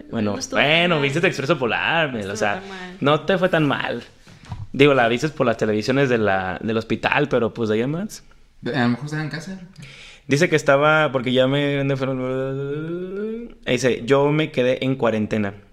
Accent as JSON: {"language": "Spanish", "region": "Jalisco", "country": "Mexico"}